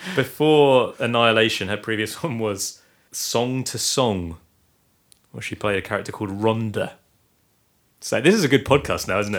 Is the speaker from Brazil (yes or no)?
no; Guernsey; we are from Guernsey, live in Guernsey